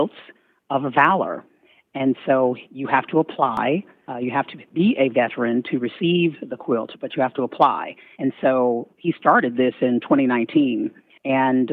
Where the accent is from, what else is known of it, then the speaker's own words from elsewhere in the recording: Fort Leonard Wood, Missouri, United States; also born or lived in Germany; I grew up, after one stint in Germany, I grew up in Fort Leonard Wood, Missouri.